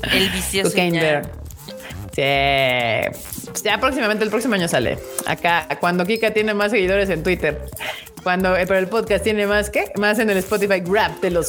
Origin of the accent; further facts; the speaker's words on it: Mexico; porque soy mexicano.